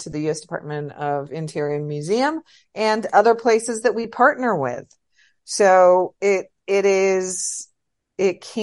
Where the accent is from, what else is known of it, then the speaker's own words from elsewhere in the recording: United States; I'm from the United States